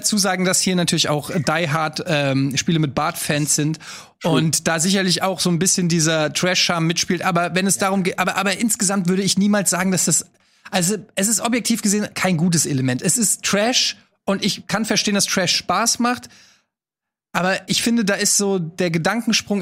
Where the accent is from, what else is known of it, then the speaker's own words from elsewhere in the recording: Hesse, Germany; wir Hessen